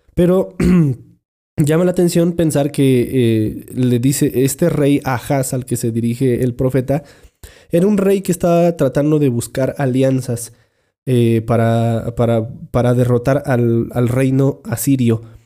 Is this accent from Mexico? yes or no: yes; Mexico; nuestros villancicos que, que cantamos por acá